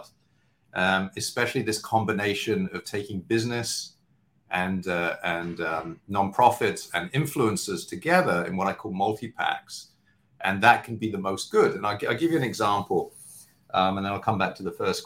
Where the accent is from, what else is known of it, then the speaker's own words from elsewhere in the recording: London, United Kingdom; now in New York, United States; my background, as you can tell, I'm from London, but I'm based in New York. I've been here for much longer